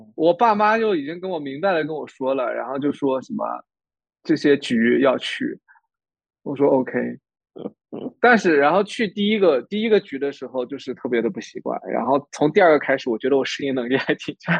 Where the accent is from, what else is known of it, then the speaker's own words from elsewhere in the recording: Ningxia, China; also born or lived in Toronto, Canada / Calgary, Canada; now in Canada; 我宁夏人